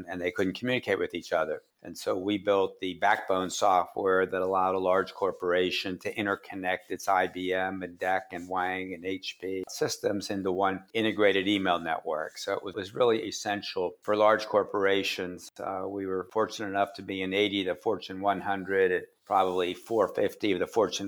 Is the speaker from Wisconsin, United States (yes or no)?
no; Pittsburgh, Pennsylvania, United States; I grew up in the South Hills of Pittsburgh and played at South Park.